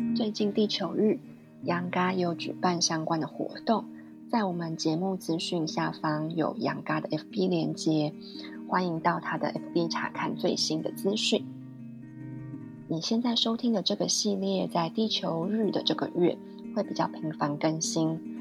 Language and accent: Chinese; Taiwan; 辽国在我们台湾人的世界观里面好像没有这一块